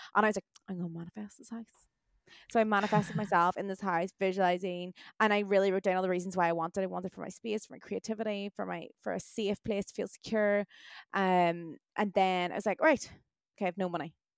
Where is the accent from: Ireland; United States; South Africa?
Ireland; also born or lived in Australia; us Irish